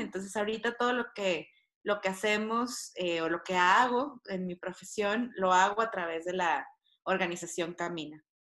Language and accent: Spanish; Monterrey, Nuevo León, Mexico; moved away as an adult; now in Mexico City, Mexico; soy eh, regiomontana, tengo 10 años viviendo en la Ciudad de México